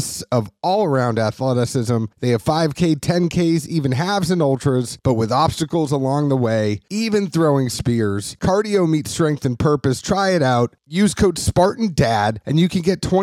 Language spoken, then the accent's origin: English; Massachusetts, United States; moved away as an adult; also born or lived in Kentucky / Nashville / Boston; I am originally from Massachusetts. And I moved to Nashville.